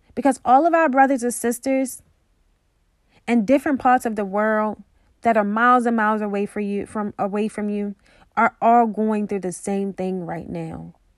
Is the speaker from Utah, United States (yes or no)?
no; Baltimore, Maryland, United States; I'm from Baltimore